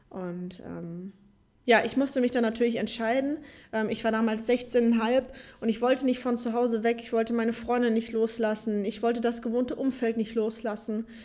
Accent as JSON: {"language": "German", "town": "Darmstadt", "region": "Hesse", "country": "Germany", "said": "Ich komme ursprünglich aus Darmstadt und bin mittlerweile 24 Jahre, wohne jetzt zwischen Köln und Düsseldorf"}